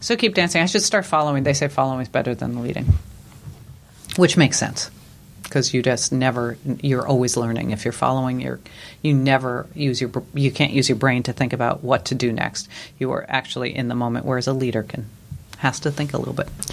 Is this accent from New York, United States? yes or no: yes; New York, United States; moved away; I grew up in New York, which is true.